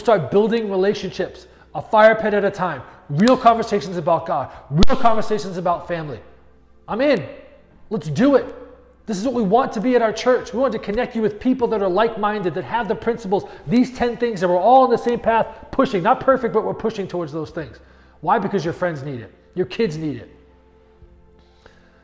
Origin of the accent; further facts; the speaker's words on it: New England, United States; moved away; But I grew up in New England.